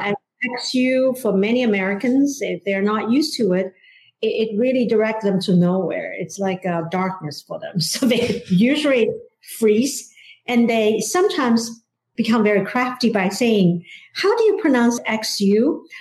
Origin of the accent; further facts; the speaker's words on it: China; English is a second language; moved away as an adult; now in Washington D.C., United States; growing up in China